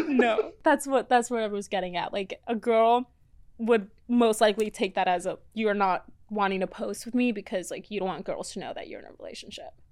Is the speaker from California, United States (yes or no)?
no; Florida, United States; also born or lived in Mexico; now in Los Angeles, United States; I was born in Mexico, and then grew up in Florida. Then I came here.